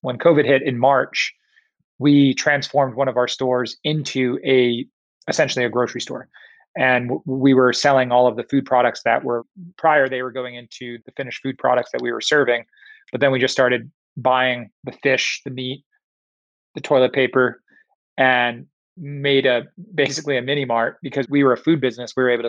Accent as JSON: {"language": "English", "region": "Tokyo", "country": "Japan", "tie": "born or raised there", "also_born_or_lived": "Singapore", "said": "My first place I went was in Michigan, which was a very odd place for me to end up from growing up in Tokyo and Singapore."}